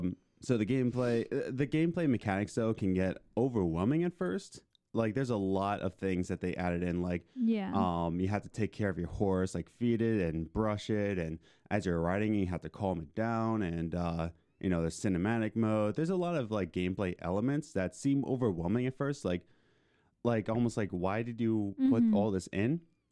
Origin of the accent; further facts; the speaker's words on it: Philadelphia, Pennsylvania, United States; we're from Philly.